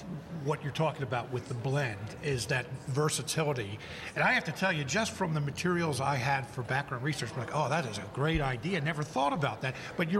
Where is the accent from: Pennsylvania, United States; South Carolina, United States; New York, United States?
Pennsylvania, United States; Coatesville; You know, I grew up in Chester County. I grew up in Coatesville, or outside of Coatesville.